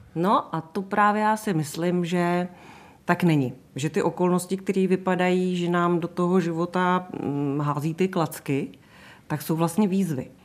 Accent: Vysočina Region, Czechia; also born or lived in Český Krumlov; now in Prague, Czechia; Já pocházím z Vysočiny, já jsem tak jako vykořeněná vlastně, ale vzhledem k tomu, že v Praze žiju více jak 30 let

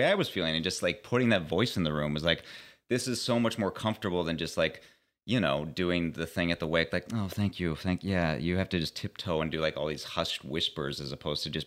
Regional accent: Pittsburgh, Pennsylvania, United States; moved away; I'm from Pittsburgh originally

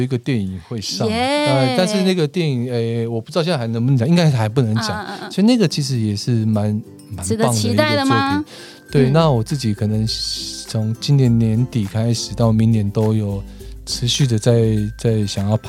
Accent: Taiwan; 我们台湾人其实很喜欢看电影

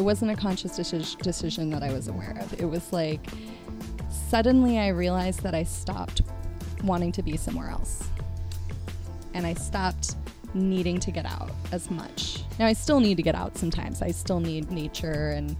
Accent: Petaluma, California, United States; also born or lived in New York / Connecticut; now in San Francisco, United States; Yeah, so I was born on the East Coast in New York, lived in Connecticut till I was 8, and then my family moved out to Petaluma, California, just north of San Francisco, when I was, when I was 8 years old.

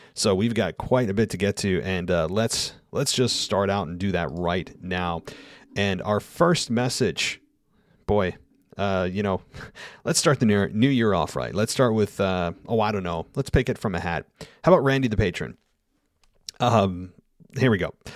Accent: United States; accent: American; I am forever an American accent

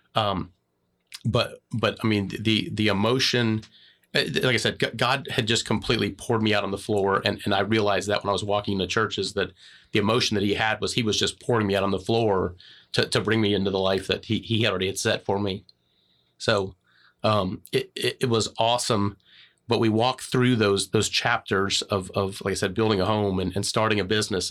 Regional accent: Florida, United States; moved away as an adult; also born or lived in Macomb, Illinois; I grew up in Florida

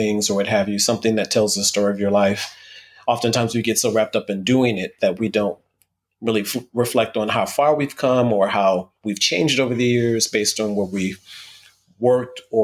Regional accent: Toledo, Ohio, United States; moved away as an adult; now in New York City, United States; I'm originally from Toledo, Ohio

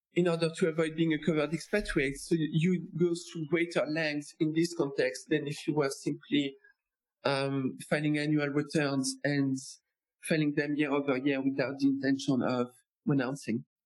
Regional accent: France; moved away as an adult; also born or lived in Louisiana / New York; I am American actually, but I started out French. I grew up in France

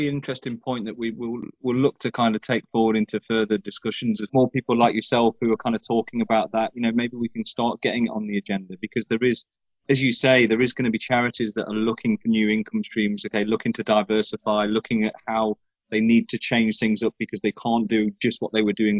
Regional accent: Nottingham, East Midlands, United Kingdom; also born or lived in Newcastle; I grew up in Nottingham, and I'm originally from Newcastle, and Nottingham was always seen as the south, but for a lot of people that's the north.

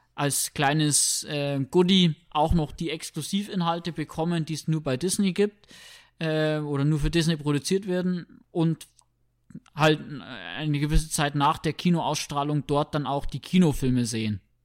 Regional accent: Germany

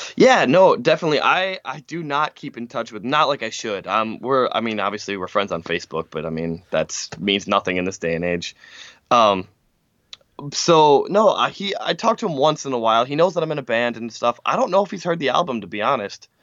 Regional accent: Francis Creek, Wisconsin, United States; also born or lived in Mishicot, Wisconsin / Manitowoc, Wisconsin / Appleton, Wisconsin; I grew up in Francis Crick, Francis Creek

